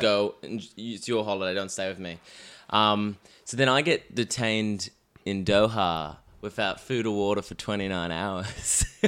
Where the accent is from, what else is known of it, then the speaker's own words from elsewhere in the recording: Melbourne, Victoria, Australia; moved away as an adult; now in London, United Kingdom; I'm from Melbourne